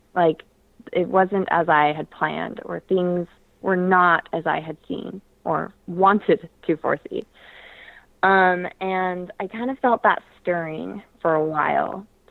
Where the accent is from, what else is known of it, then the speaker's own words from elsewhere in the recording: Portland, Oregon, United States; I grew up in Portland, Oregon